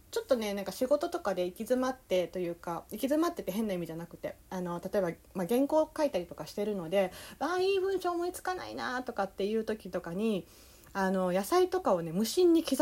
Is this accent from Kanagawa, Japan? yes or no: no; Tokyo, Japan; 東京人の私が関西人であるひよりさんの関西弁を厳しくチェックしました。